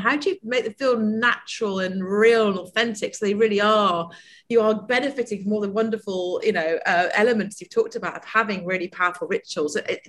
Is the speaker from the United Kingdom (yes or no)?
yes; United Kingdom; especially us being British